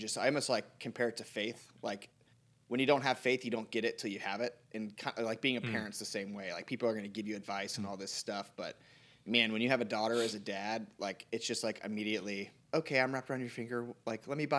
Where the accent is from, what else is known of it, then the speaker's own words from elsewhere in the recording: United States; I'm from America